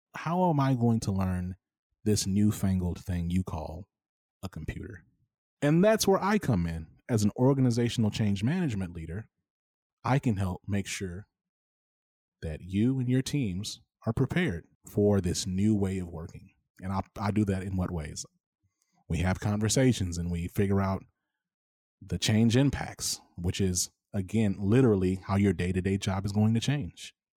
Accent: Dallas, Texas, United States; also born or lived in Rome, Georgia / Minnesota; now in Houston, United States; I came to Texas as a kid. I was, like, six. I was born in Rome, Georgia

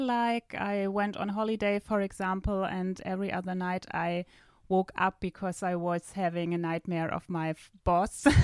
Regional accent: Northern Germany, Germany; English is a second language; moved away as an adult; now in southern Germany; I am from Germany. I just recently moved from the northern part to the south of Germany

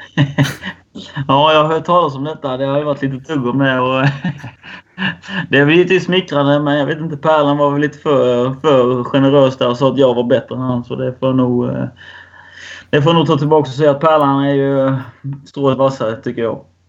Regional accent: Värnamo, Jönköping County, Sweden; moved away as an adult; now in Falkenberg, Sweden; jag är uppvuxen i Värnamo och varit där nästan hela livet.

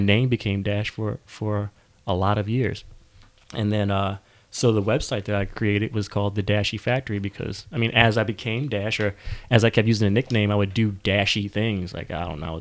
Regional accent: New Jersey, United States; I grew up in South Jersey, like 30 minutes from Temple

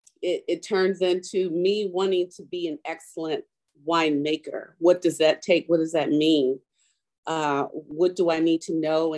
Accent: Richmond, Virginia, United States; moved away; also born or lived in Baltimore, Maryland; I grew up in Richmond, Virginia, I went to a HBCU

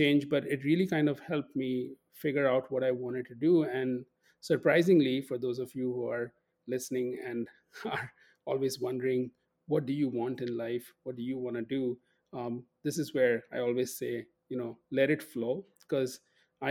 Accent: Kolkata, West Bengal, India; moved away as an adult; now in St. Paul, United States; I'm from Calcutta in India, or Kolkata, India

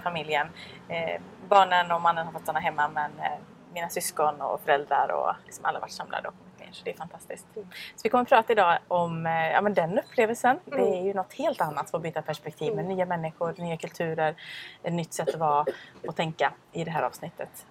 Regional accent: Sweden; also born or lived in Thailand

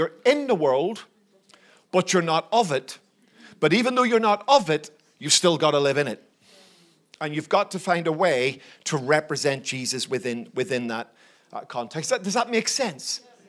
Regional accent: Belfast, Northern Ireland, United Kingdom; born there; So I'm a citizen of the United Kingdom. I was born in Northern Ireland, in Belfast, and in that sense, that's been part of my journey.

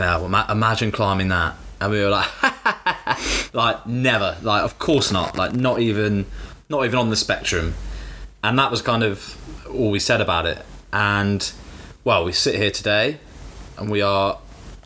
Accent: London, United Kingdom; we're from London.

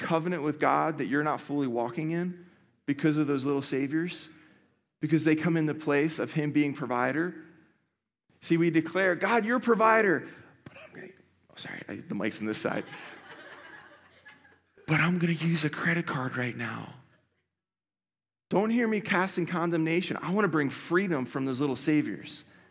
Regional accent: Philadelphia, Pennsylvania, United States; now in Columbus, United States; I'm from Philadelphia, as a lot of you guys know, and I came to Columbus like 19 years ago, and I went to school here

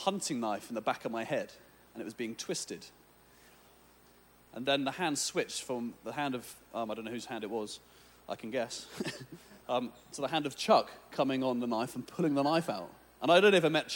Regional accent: England, United Kingdom; I'm from England

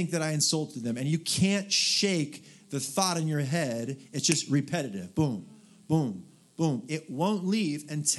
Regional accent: Southern California, United States; moved away; also born or lived in Portland / Dallas, Texas; I was raised in Southern California, Portland

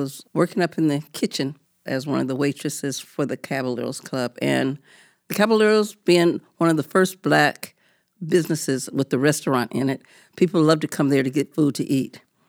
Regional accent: Tacoma, Washington, United States; Well, my family is from Tacoma, and so I grew up in the Hilltop, Tacoma

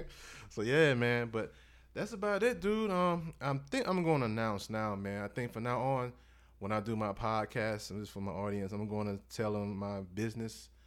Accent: Mississippi, United States; grew up in Mississippi, man. I'm born in the South. You know, I'm, I'm from Mississippi

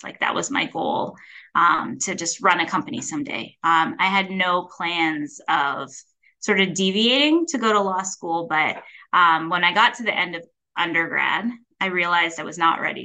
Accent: North Canton, Ohio, United States; I grew up in North Canton, Ohio, which is a smaller town about 45 miles south of Cleveland

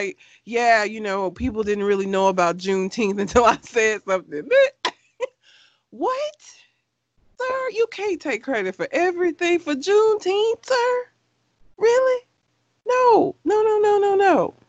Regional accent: Talladega, Alabama, United States; I am from Talladega.

